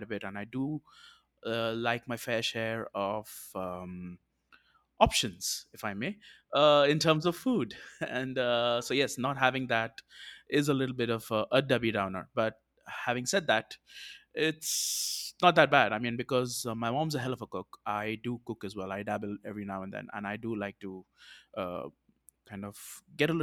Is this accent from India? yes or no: yes; South India, India; I am from India